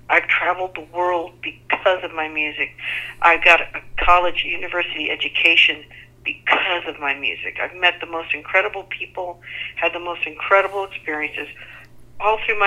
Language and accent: English; San Antonio, Texas, United States; It was more downtown where we grew up.